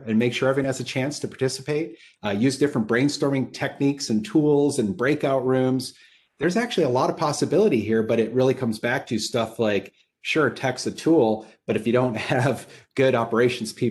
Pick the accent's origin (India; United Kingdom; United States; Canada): United States; Upper Peninsula of Michigan; I grew up in the Upper Peninsula of Michigan and I didn't know any lawyers. I grew up on a farm